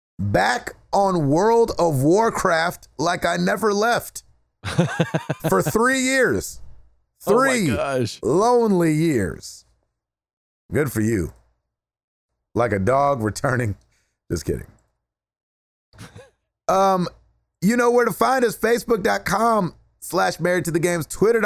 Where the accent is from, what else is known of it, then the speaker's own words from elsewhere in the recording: West Virginia, United States; I'm from West Virginia. It is set in West Virginia.